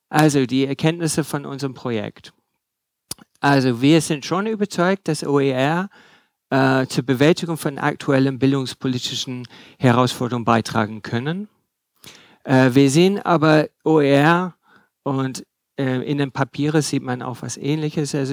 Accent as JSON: {"language": "German", "region": "England", "country": "United Kingdom", "second_language": "German", "said": "ich bin auch Engländer, was er äh, nicht gesagt hat. Also wenn Sie nicht alles verstehen, es äh, liegt nicht nur an der Materie, sondern vielleicht an meiner Aussprache."}